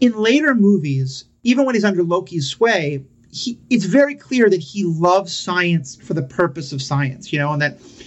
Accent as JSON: {"language": "English", "town": "New York City", "region": "New York", "country": "United States", "tie": "born or raised there", "said": "I grew up in New York City"}